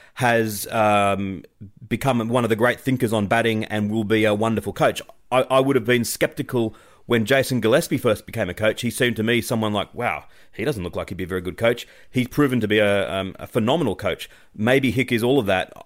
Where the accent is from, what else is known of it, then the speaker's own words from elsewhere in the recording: Australia; as an Australian